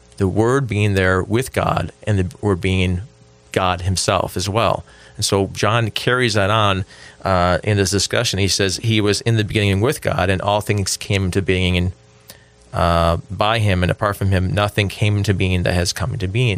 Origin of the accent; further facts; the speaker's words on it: Buffalo, New York, United States; I grew up in Buffalo, New York, and it would snow a lot there.